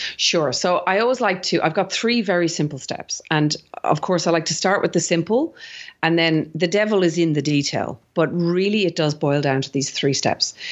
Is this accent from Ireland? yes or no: yes; Ireland; accent: Irish; now in Sydney, Australia; I'm actually originally Irish, if you didn't, any of the listeners didn't pick up my accent.